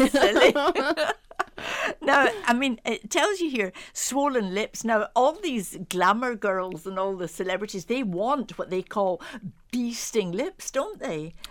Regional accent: Dublin, Leinster, Ireland; I grew up in Dublin.

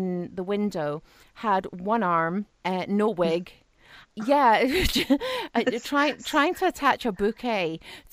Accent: Ireland; I grew up in Southern Ireland, so we had 3 months for our summer holidays every single year

